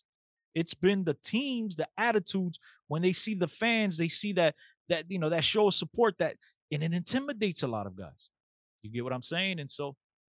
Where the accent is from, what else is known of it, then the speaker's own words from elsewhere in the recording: Aveiro, Centro, Portugal; I was born in Aveiro, bro, like an hour away from Porto, not too far.